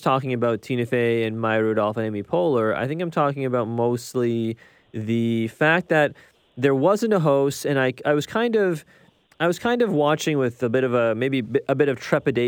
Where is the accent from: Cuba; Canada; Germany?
Canada; Ontario; I'm from Ontario